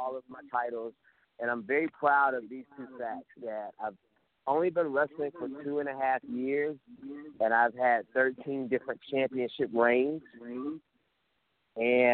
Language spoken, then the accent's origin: English; Atlanta, Georgia, United States; I'm from Atlanta, 25 years old